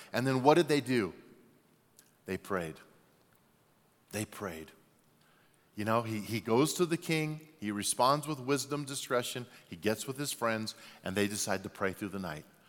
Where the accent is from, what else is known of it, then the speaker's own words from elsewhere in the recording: Albuquerque, New Mexico, United States; moved away; I was born in Albuquerque, New Mexico